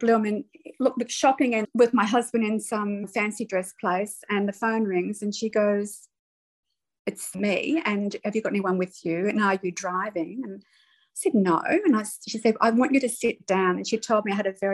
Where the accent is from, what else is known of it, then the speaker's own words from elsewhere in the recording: Melbourne, Victoria, Australia; moved away as an adult; when I was eight, Dad moved us all to Melbourne. He was a teacher. And we lived there until I decided to go overseas when I was 20